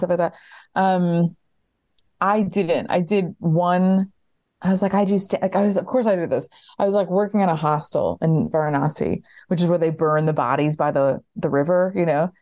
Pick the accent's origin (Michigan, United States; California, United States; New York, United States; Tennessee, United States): New York, United States; White Plains; moved away; I grew up in White Plains and I always knew that I didn't want to be in New York.